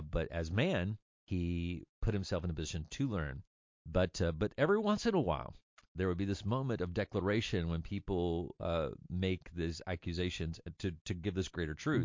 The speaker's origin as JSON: {"language": "English", "town": "Orangebrook", "country": "United States", "tie": "born or raised there", "also_born_or_lived": "Bowling Green / Oregon", "moved": "as an adult", "said": "I grew up in Orangebrook"}